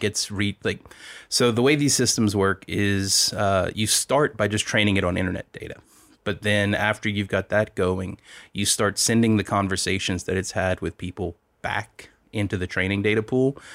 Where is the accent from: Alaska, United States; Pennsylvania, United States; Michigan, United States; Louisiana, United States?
Louisiana, United States; moved away; also born or lived in Silicon Valley / Lafayette; I'm from Louisiana